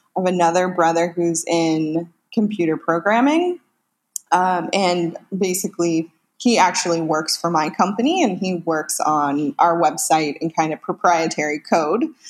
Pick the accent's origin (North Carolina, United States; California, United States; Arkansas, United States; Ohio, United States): California, United States; Northern; now in Los Angeles, United States; I'm originally from Northern California, where I lived with that big family